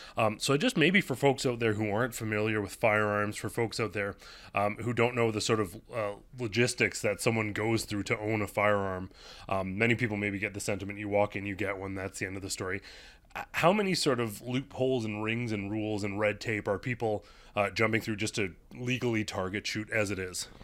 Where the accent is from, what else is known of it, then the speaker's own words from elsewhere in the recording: Canada; We're Canadian